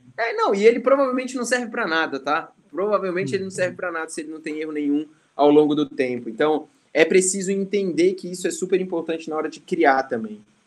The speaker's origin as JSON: {"language": "Portuguese", "town": "Brasília", "region": "Federal District", "country": "Brazil", "tie": "born or raised there", "also_born_or_lived": "Maceió", "said": "Eu sou de Maceió, meus pais são nordestinos, né? É, a gente foi para Brasília, eles muito novos, minha mãe ali com 19, com 20 e pouquinhos, meu pai com 20 alguma coisa. É, eles fiz, trabalharam lá, eu fui criado em Brasília"}